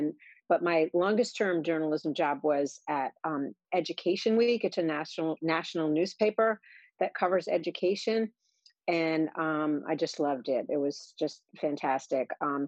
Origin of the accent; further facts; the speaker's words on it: Pawtucket, Rhode Island, United States; also born or lived in Boston, Massachusetts; now in Ellicott City, United States; Okay. Well, I grew up in Rhode Island, a little town called Pawtucket, Rhode Island. And so New England is really in my blood.